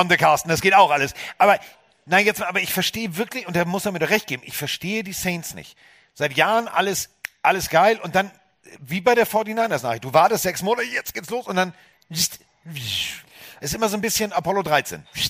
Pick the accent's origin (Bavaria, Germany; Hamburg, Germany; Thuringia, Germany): Hamburg, Germany; Als Hamburger